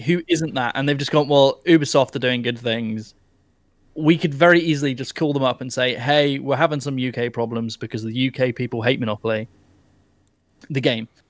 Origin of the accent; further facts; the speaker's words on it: United Kingdom; I'm British.